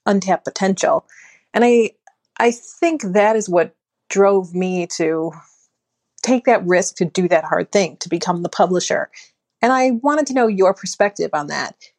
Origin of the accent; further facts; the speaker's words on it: Buffalo, New York, United States; now in Minneapolis, United States; growing up in Buffalo, New York